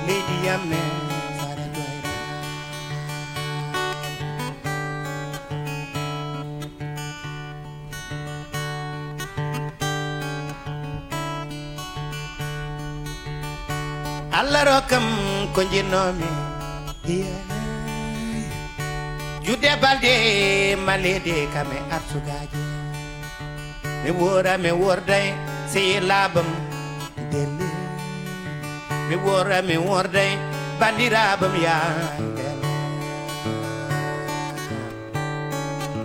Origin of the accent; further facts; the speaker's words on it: Podor, Saint-Louis, Senegal; also born or lived in France; at the north of Senegal in my hometown, Podor